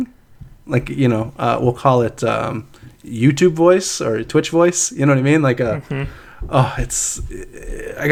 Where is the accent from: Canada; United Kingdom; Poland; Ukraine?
Canada; Growing up in Canada, I grew up in like rural areas